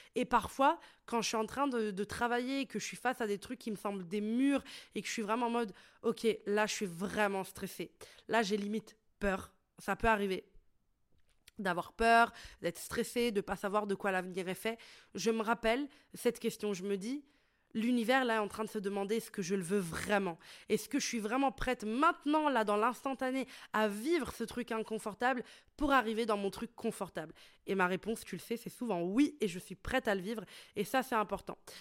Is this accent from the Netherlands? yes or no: no; Italy; moved away as an adult; now in Brussels, Belgium; j'ai grandi en Italie